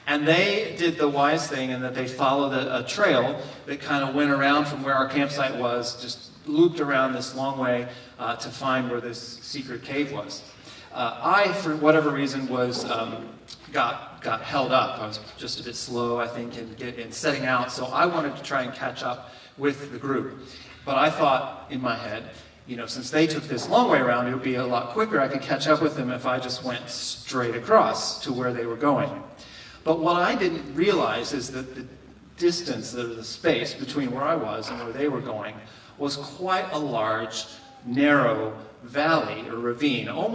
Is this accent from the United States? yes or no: yes; Kentucky, United States; moved away; my home state of Kentucky